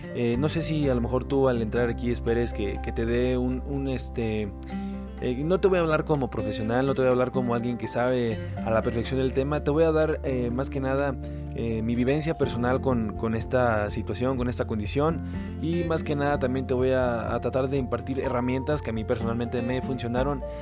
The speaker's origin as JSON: {"language": "Spanish", "country": "Mexico", "said": "como buenos mexicanos buscamos"}